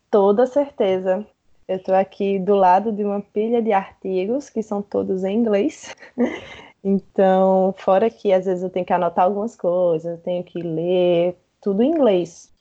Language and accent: Portuguese; Campina Grande, Paraíba, Brazil; eu sou nascida e criada em Campina Grande, que é uma cidade no interior de, da Paraíba